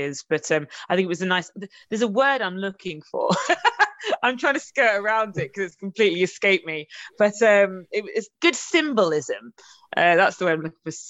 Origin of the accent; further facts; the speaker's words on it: Nottingham, East Midlands, United Kingdom; I'm from Nottingham